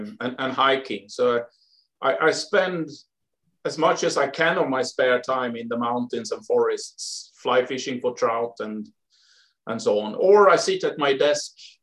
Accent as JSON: {"language": "English", "country": "Sweden", "tie": "born or raised there", "moved": "yes", "said": "I grew up in the forest, basically. Not middle of Sweden, but south of the middle of Sweden and to the west. In a small town."}